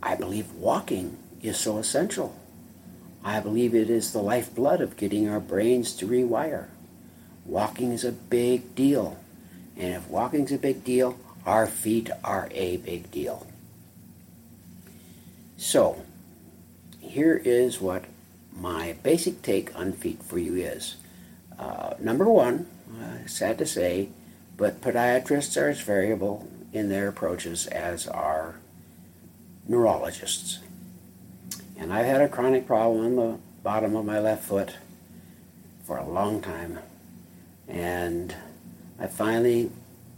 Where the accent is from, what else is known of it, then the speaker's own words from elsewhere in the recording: North Dakota, United States; When I grew up in North Dakota, it's cold.